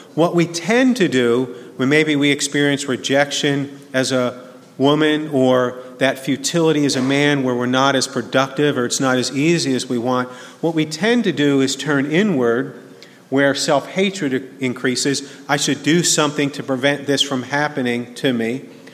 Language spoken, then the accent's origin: English; New Jersey, United States; now in Birmingham, United States; growing up in New Jersey